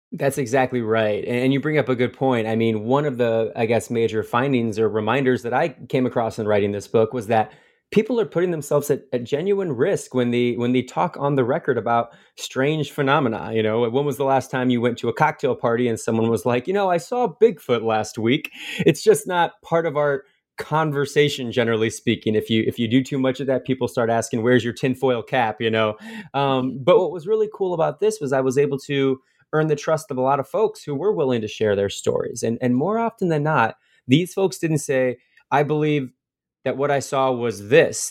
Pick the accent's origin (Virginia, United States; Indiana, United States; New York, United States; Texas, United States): Indiana, United States; Fort Wayne; about 20 miles from my hometown of Fort Wayne, Indiana.